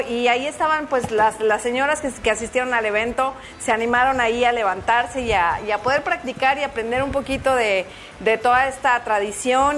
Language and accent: Spanish; Mexico; nosotros en, en México pues tenemos todas esas danzas